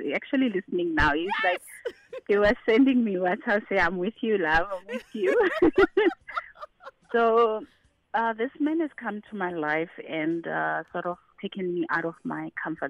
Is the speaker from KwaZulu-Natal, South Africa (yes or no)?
no; Limpopo, South Africa; that Domi will be very excited to hear that I'm from Limpopo.